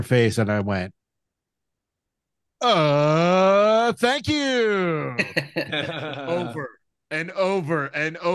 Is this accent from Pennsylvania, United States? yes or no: yes; Pittsburgh, Pennsylvania, United States; I was from Pittsburgh